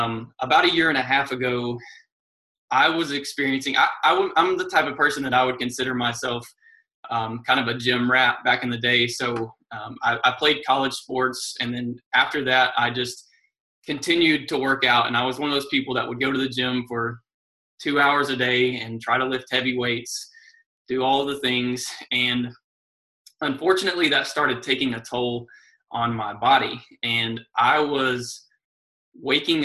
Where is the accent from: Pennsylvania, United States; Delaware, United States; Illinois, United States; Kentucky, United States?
Kentucky, United States; Lexington; I am from Lexington, Kentucky, and I live here with my wife